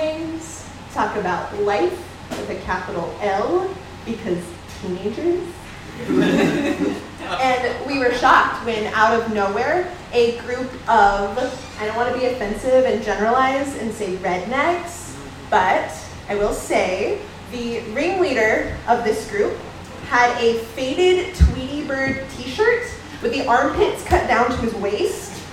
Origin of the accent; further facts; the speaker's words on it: Hurst, Texas, United States; I grew up in Texas, a little place called Hearst, Texas